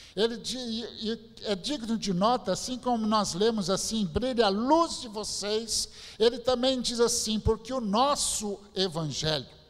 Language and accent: Portuguese; São Bernardo do Campo, São Paulo, Brazil; eu nasci mesmo em São Bernardo do Campo